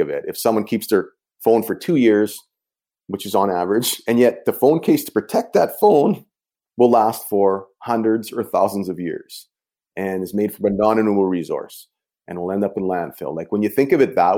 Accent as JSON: {"language": "English", "region": "Canadian Prairies", "country": "Canada", "tie": "born or raised there", "said": "I grew up on the Canadian prairies here"}